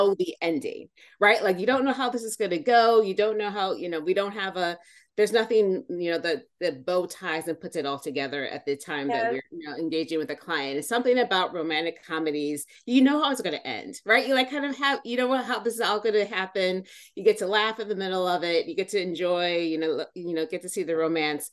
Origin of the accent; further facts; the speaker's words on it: Wisconsin, United States; I was born and raised in Wisconsin